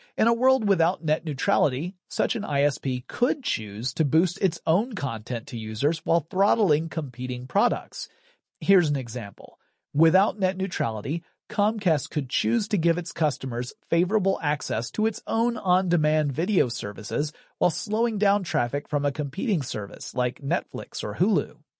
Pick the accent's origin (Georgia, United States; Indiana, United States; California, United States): Georgia, United States; That's a small town in my home state